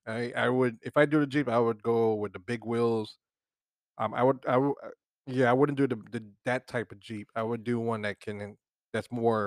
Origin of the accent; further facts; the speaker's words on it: Florida, United States; Like I said, I'm from Florida's right. Flat